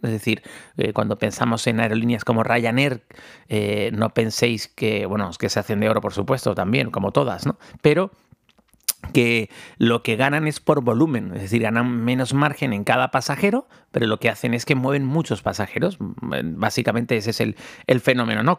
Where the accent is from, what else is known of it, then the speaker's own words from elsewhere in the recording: Tenerife, Canary Islands, Spain; moved away; aquí en mi en mi tierra